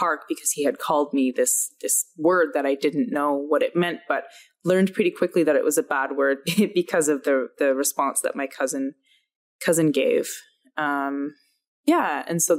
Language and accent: English; Alberta, Canada; growing up in Alberta